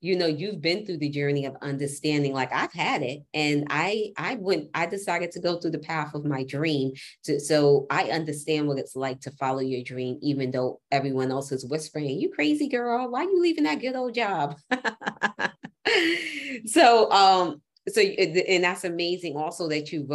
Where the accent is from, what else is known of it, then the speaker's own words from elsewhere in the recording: New York City, New York, United States; as a New Yorker, we block, block, block, block, block. I'm a New Yorker